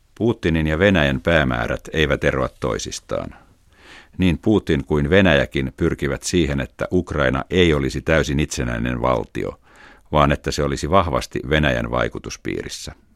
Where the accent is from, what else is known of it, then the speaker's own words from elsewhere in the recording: Tallinn, Harju County, Estonia; Finnish is a second language; also born or lived in Tartu, Estonia / Helsinki, Finland; Muutimme Tartosta Tallinnaan silloin, kun olin pieni lapsi.